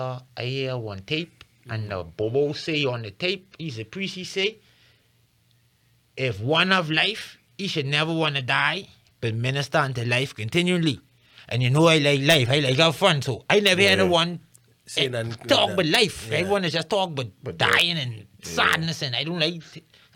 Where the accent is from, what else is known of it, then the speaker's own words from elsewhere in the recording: Nassau, New Providence, Bahamas; also born or lived in Fox Hill; I grew up in Yellow Bella.